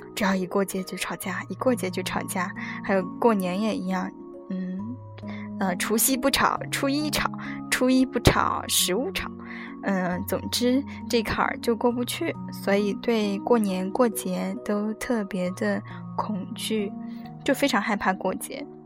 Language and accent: Chinese; Fujian, China; moved away; 我们家乡那边的月饼，啊，就是 ，加沙那边的月饼，哦，是福建的